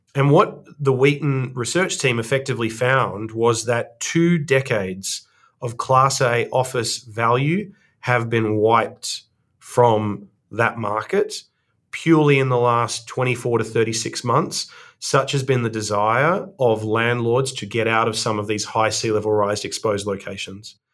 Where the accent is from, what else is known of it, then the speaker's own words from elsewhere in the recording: Australia; accent: Australian; moved away as an adult; now in Cambridge, United States; As the audience will tell from my accent, I'm Australian